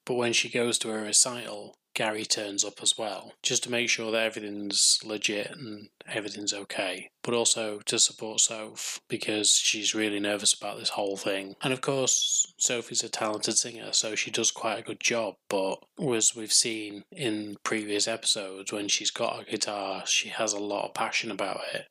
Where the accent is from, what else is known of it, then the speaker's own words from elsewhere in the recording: England, United Kingdom; I'm English, so welcome to my country